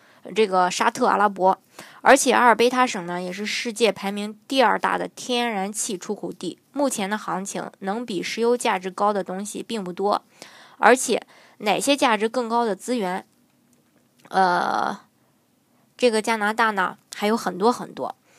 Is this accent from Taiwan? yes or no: no; China; 成长在中国的我们